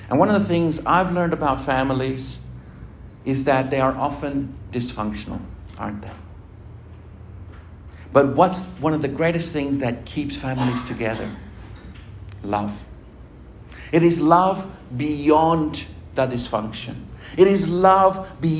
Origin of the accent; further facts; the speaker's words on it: Argentina; moved away; my home country, in Argentina